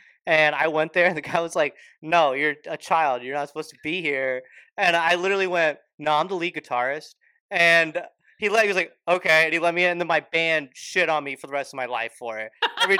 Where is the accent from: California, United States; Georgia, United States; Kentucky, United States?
Georgia, United States; Alpharetta; I grew up in Georgia. Yes, I grew up in Alpharetta.